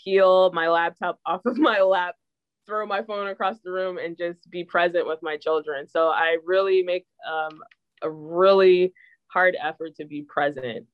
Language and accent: English; New Jersey, United States; I'm from New Jersey